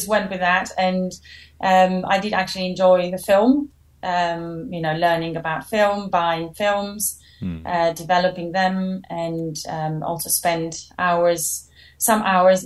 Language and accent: English; Albania; moved away as an adult; also born or lived in Clermont-Ferrand, France / Paris, France; now in London, United Kingdom; I am from Albania originally, and I went to study in France, in Paris, when I was 18.